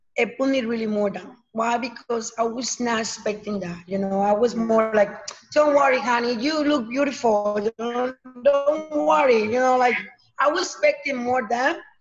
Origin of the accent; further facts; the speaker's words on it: Mexico; moved away; I'm coming from Mexico, so um, my family is over there